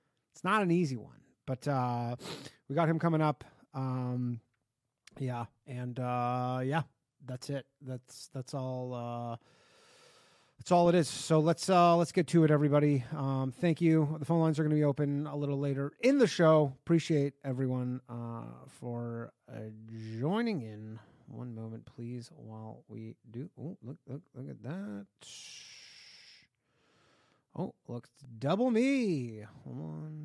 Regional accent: Toronto area, Ontario, Canada; now in New York, United States; I say, I'm from Toronto, but I'm not actually from Toronto

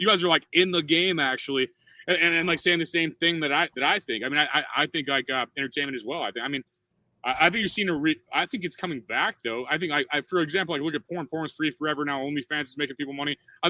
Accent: Midwest, United States; As a dude, I'm like from the Midwest. I'm some loud moron from the Midwest.

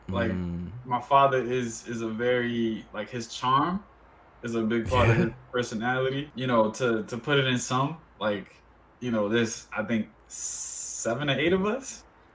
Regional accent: Dominican Republic; born there; Because be it that I was born in the Dominican Republic, we have a lot of close family members who still live there

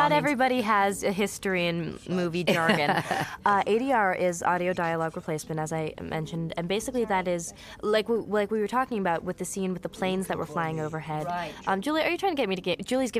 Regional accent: New Jersey, United States; also born or lived in Brooklyn, New York; I moved from Brooklyn to New Jersey when I was supposedly supposed to go into kindergarten

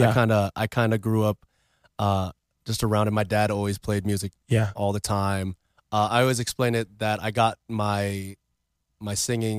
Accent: Philippines; I started off, I mean, I'm Filipino.

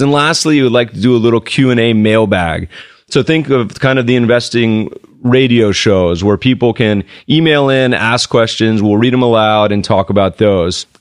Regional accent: United States; also born or lived in Colorado / Winston-Salem, North Carolina; I grew up in Colorado and in North Carolina. Winston Salem

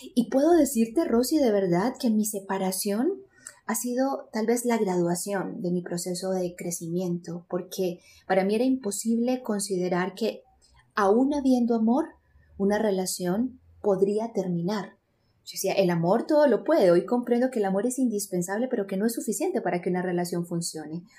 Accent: Medellín, Antioquia, Colombia; yo soy colombiana, eh, nací en Medellín, Colombia y crecí

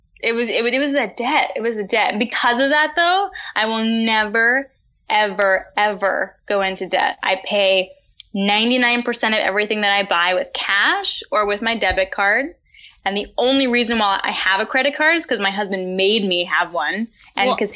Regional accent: New York City, New York, United States; Upper West Side of Manhattan.

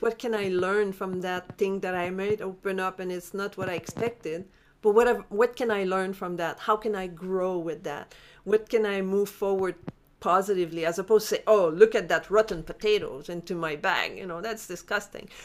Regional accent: Montreal, Quebec, Canada; moved away; I'm from Montreal originally

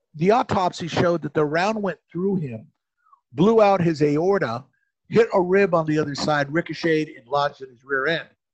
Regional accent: Phoenix, Arizona, United States; since I'm from Phoenix, I didn't want to run into someone I went to high school

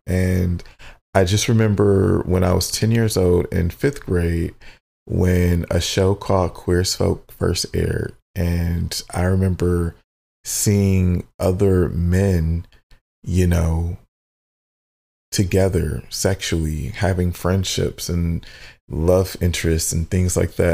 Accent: Southfield, Michigan, United States; we grew up in Southfield, Michigan. So I, which is a suburb of Detroit

